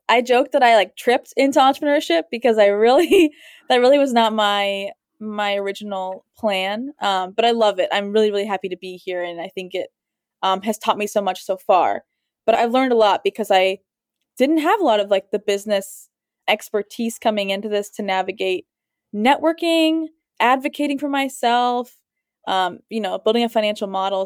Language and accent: English; Columbus, Ohio, United States; I grew up in Columbus